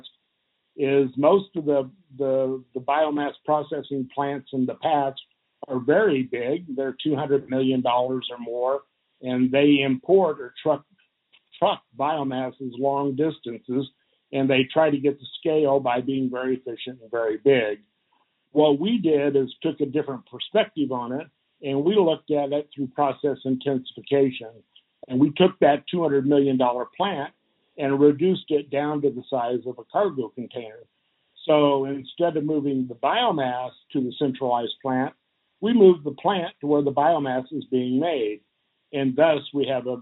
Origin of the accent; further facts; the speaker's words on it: Western Kansas, United States; I'm a serial entrepreneur growing up in Western Kansas